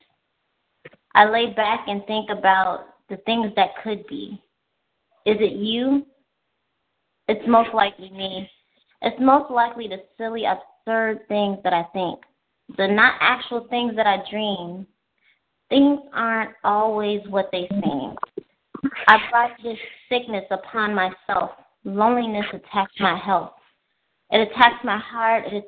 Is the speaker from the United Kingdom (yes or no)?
no; Chicago, Illinois, United States; I'm from the south side of Chicago